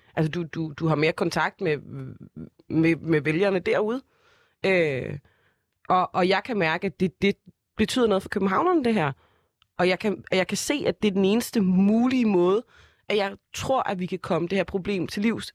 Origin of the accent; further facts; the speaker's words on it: Copenhagen, Capital Region of Denmark, Denmark; jeg er fra Brøndshøj Husum